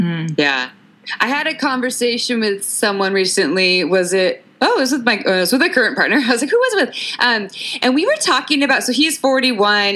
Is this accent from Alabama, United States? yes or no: no; Santa Cruz, California, United States; I grew up in Santa Cruz, California